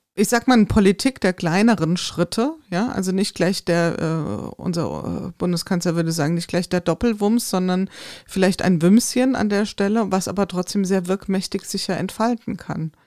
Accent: Hesse, Germany; ich komme aus dem Hessenland

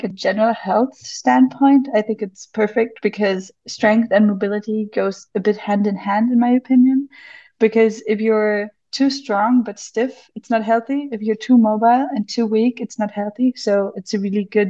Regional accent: Munich, Bavaria, Germany; I'm from Munich, Germany

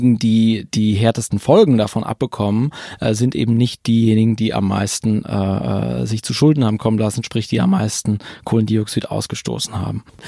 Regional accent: Berlin, Germany; aus meiner ganz persönlichen Perspektive als Berliner

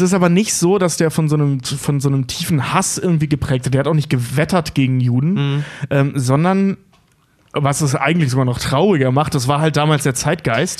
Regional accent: North Rhine-Westphalia, Germany; now in Hamburg, Germany; ich komme ja aus NRW

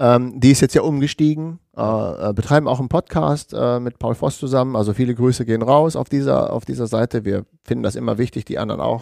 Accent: Germany; wir sind ja immer als Deutsche

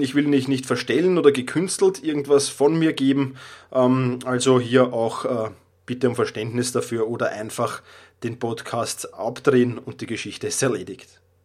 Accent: Vienna, Austria; accent: Viennese dialect; Ich komme aus Wien, ich habe den Wiener Dialekt äh, manchmal drauf

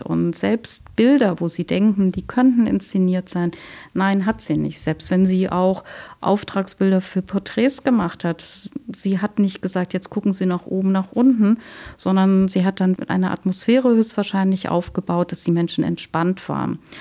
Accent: Cologne, North Rhine-Westphalia, Germany; moved away as an adult; now in Leipzig, Germany; Ich komme aus Köln

